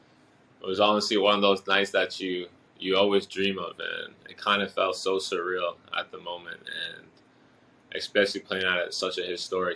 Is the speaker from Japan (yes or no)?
yes; Japan; born there; So my dad's from Haiti, and my mom's from Japan. I was born in Japan.